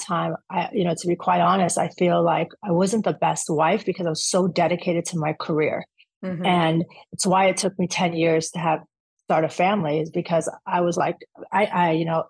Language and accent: English; Orange County, California, United States; also born or lived in Atlanta / Afghanistan; I went to UCLA, so I'm originally from Orange County